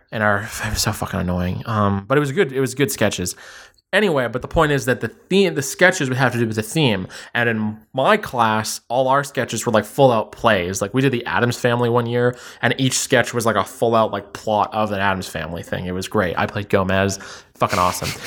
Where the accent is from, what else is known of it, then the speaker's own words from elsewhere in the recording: Ottawa, Ontario, Canada; also born or lived in Toronto; I actually grew up in Ottawa. Quick summary of my whole life. Uh, I was born in Toronto. When I was ten, I moved to Ottawa, and then I kinda, like, went to high school there